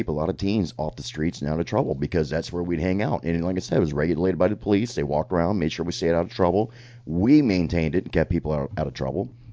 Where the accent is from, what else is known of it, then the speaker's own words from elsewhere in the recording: Sarasota, Florida, United States; Sarasota's my hometown, born and raised, multiple generations